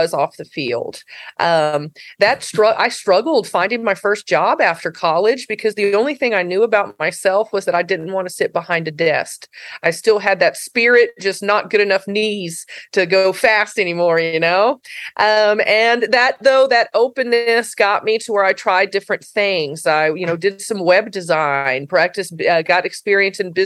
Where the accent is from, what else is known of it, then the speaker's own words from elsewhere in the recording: Plano, Texas, United States; I'm a Texan. That probably says it all. I grew up in Plano, Texas